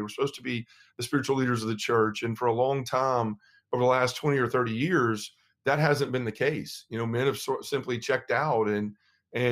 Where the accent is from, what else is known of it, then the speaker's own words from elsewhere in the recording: Memphis, Tennessee, United States; I'm from Memphis, Tennessee